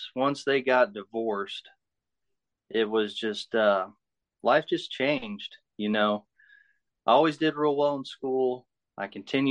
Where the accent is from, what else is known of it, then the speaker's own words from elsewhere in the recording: Muncie, Indiana, United States; I'm from Muncie, Indiana. I was born here in Muncie, raised in Muncie, live in Muncie now.